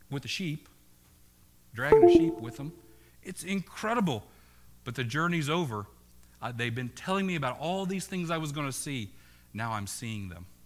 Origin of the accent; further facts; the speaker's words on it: Oklahoma, United States; now in New England, United States; I'm from Oklahoma